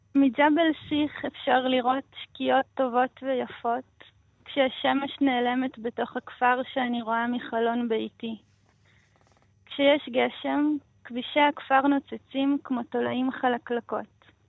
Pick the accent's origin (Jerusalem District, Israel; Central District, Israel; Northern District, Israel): Northern District, Israel; Nof HaGalil; first language Russian; Hebrew is a second language; הר יונה זאת אה, בעצם השכונה שבה גדלתי, בנצרת עילית